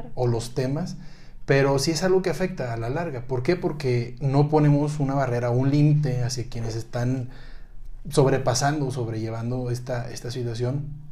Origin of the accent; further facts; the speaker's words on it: Monterrey, Nuevo León, Mexico; now in Mexico City, Mexico; yo que también soy de Monterrey, ahora me toca estar en Ciudad de México